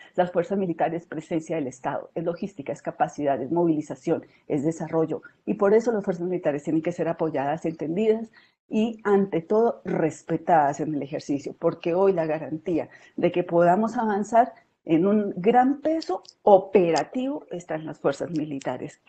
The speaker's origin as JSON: {"language": "Spanish", "region": "southern Colombia", "country": "Colombia", "tie": "born or raised there", "said": "en el sur del país, eh, particularmente del departamento de donde yo soy originaria"}